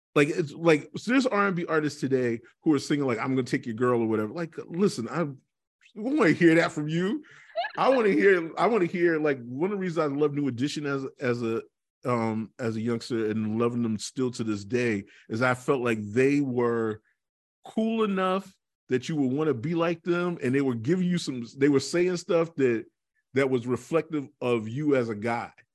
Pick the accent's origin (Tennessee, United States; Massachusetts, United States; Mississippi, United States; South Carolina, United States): Massachusetts, United States; Boston; I grew up in Dorchester, which is actually the best part of the city